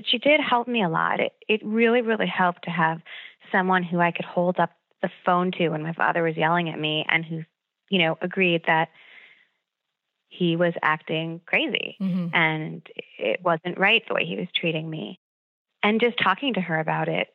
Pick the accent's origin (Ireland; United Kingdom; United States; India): United States; Long Island, New York; growing up on Long Island, college was really important